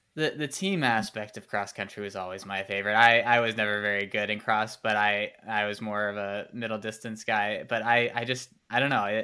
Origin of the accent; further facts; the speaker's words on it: Nashville, Tennessee, United States; I'm from Nashville